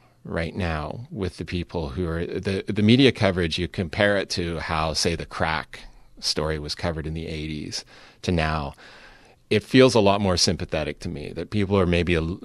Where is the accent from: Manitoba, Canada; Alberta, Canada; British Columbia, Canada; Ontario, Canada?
British Columbia, Canada; Vancouver; my hometown of Vancouver, where I produced the show